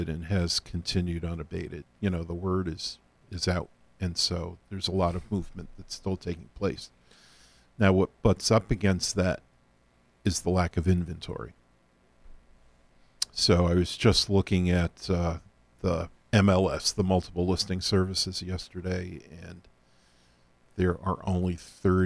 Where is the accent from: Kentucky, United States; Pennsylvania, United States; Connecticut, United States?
Connecticut, United States; Hamden; moved away as an adult; now in Milford, United States; growing up in Hamden, living in Hamden as we do, we have a New Haven orientation